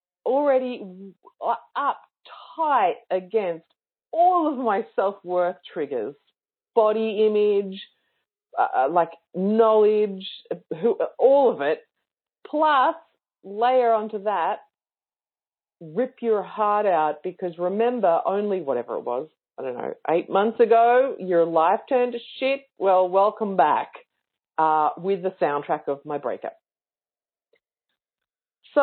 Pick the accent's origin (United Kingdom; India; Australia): Australia; Victoria; I'm in Queensland and I'm from Victoria